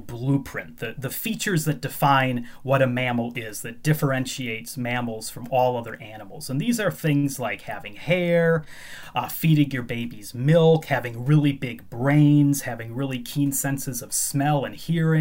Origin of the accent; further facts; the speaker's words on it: Chicago, Illinois, United States; moved away as an adult; now in Edinburgh, United Kingdom; I grew up in the Chicago area.